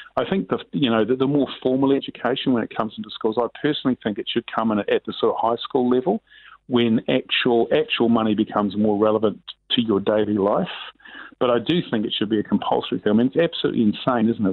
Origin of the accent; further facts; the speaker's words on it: Auckland, New Zealand; I grew up in Sunnyvale in West Auckland